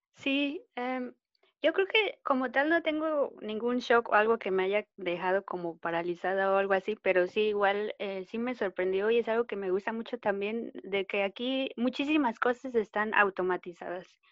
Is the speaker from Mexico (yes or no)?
yes; State of Mexico, Mexico; moved away as an adult; now in Manchester, United Kingdom; yo soy del Estado de México, de la zona metropolitana